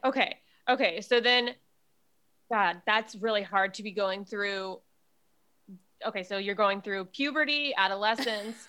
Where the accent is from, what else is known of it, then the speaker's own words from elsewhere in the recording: Jacksonville, Florida, United States; also born or lived in Miami, Florida; I grew up in Jacksonville, Florida